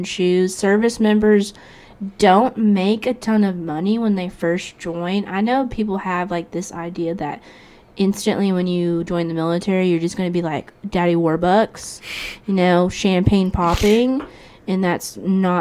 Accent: Fort Walton Beach, Florida, United States; I'm from Fort Walton

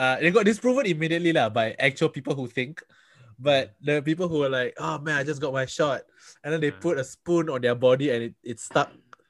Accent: Singapore; I am from Singapore.

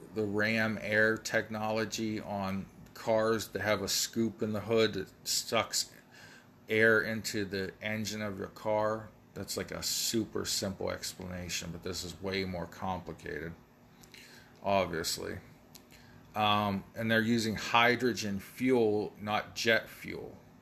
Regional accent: United States; I'm an American

